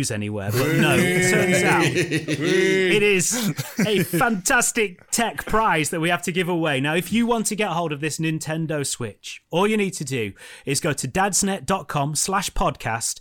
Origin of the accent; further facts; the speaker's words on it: England, United Kingdom; We're English. We don't speak more than one language.